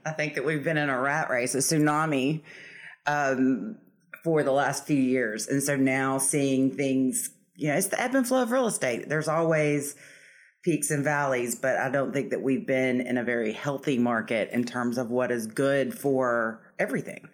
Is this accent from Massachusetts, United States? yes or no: no; Nashville, Tennessee, United States; now in Savannah, United States; I'm from Nashville, Tennessee, uh, but I made my way to Savannah many moons ago. I've lived here longer than I lived in Tennessee, so this is now home